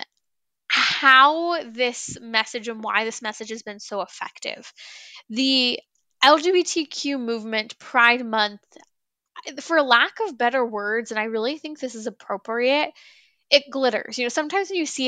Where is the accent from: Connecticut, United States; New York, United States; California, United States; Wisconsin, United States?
California, United States; I come from the land of the fruits and the nuts. I come from California